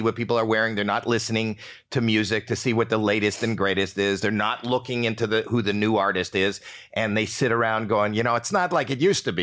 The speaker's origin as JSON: {"language": "English", "country": "Canada", "moved": "yes", "said": "I'm from Canada"}